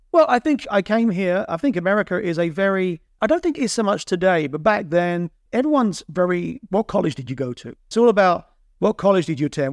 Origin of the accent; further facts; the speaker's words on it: Borehamwood, East of England, United Kingdom; moved away as an adult; also born or lived in Kansas City, United States; now in United States; my Boron Wood friends where I grew up in Boron Wood